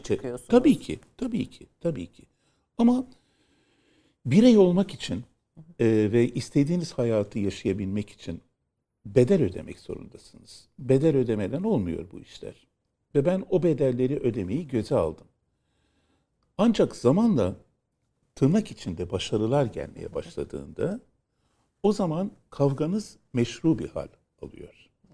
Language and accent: Turkish; Istanbul, Turkey; memleket neresi? Dedi. İstanbul dedim